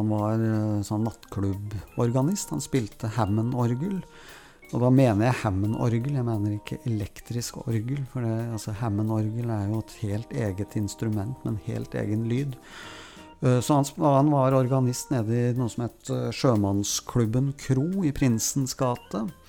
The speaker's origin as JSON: {"language": "Norwegian", "region": "Oslo", "country": "Norway", "tie": "born or raised there", "said": "Erik Fossnes Hansen, Jan Kjærstad og jeg vokste jo opp alle sammen på Grorud"}